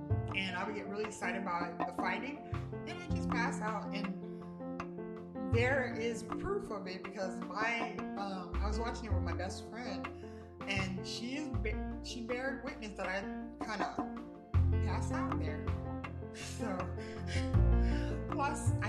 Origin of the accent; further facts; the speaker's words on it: United States; also born or lived in Altus, Oklahoma / Decatur, Georgia / Louisiana; I was born in Altus, Oklahoma, and I was raised in Decatur, Georgia, and La Paz, Louisiana